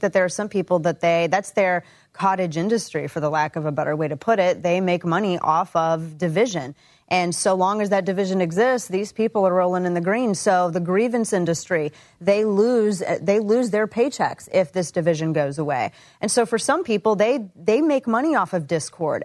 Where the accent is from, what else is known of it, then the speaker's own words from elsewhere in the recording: the Ozarks, Missouri, United States; moved away as an adult; now in Dallas, United States; growing up in the Ozarks